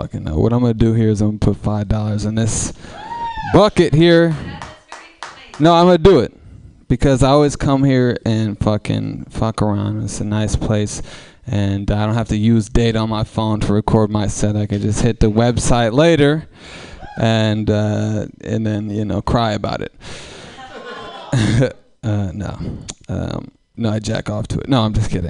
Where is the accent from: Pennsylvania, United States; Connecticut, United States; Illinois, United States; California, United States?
California, United States; Oakland; I come from East Oakland. I come from a rough bunch of folks